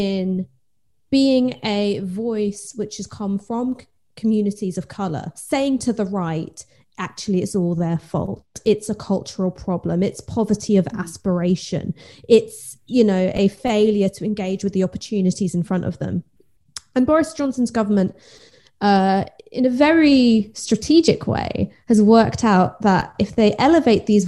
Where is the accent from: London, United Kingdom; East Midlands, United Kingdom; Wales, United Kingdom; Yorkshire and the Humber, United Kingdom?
London, United Kingdom; I grew up in North London